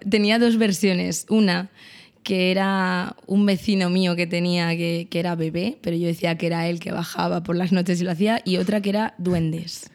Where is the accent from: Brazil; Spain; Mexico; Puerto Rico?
Spain; Estremera, Community of Madrid; Yo no soy de Fuentideña, soy de Estremera